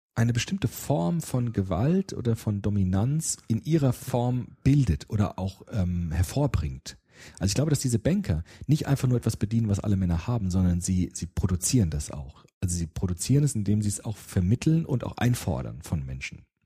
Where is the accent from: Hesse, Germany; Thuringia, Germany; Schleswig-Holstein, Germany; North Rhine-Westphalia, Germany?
Hesse, Germany; Frankfurt; Ich bin ja auch in Rödelheim aufgewachsen